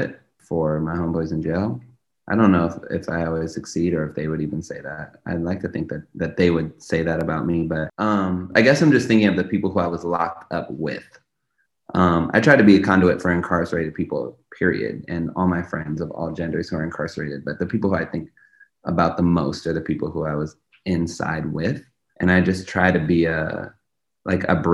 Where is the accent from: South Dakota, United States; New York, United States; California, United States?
California, United States; Los Angeles; I grew up in Los Angeles during the zero tolerance era of policing